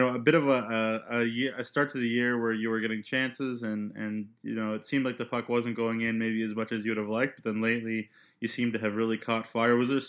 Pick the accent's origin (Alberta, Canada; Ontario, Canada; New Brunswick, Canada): Ontario, Canada; now in Saskatchewan, Canada; I come from Ontario